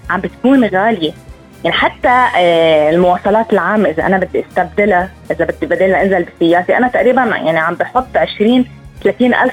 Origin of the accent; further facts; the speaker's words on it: Lebanon; هلا نحن عندنا بلبنان ما في كثير ناس عم تترك بيوتها